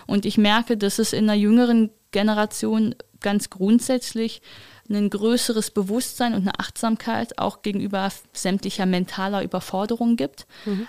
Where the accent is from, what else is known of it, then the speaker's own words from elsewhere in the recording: Wuppertal, North Rhine-Westphalia, Germany; Ich komme ja aus Wuppertal, das heißt, ich komme aus diesem alten christlich-demokratischen Arbeitnehmerschaftsland